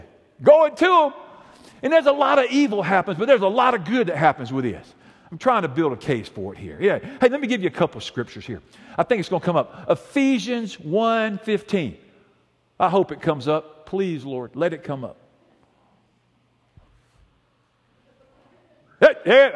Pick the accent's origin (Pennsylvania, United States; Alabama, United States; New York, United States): Alabama, United States; Montgomery; we grew up here in Montgomery, and we lived over somewhere in East Montgomery